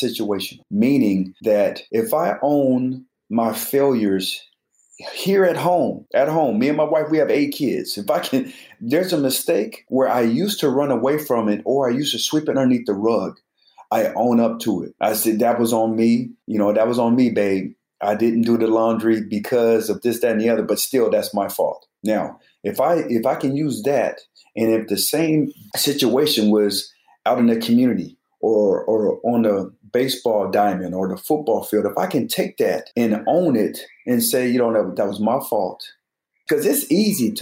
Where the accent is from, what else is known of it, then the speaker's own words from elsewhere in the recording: Colorado Springs, Colorado, United States; I'm from Colorado Springs